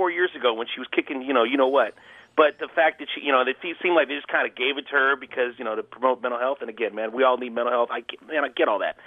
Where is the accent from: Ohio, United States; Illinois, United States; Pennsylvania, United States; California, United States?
California, United States; Oakland; my 50 years of living in Oakland